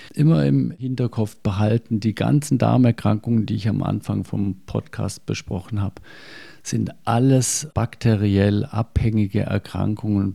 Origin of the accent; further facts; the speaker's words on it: Germany; bei uns in Deutschland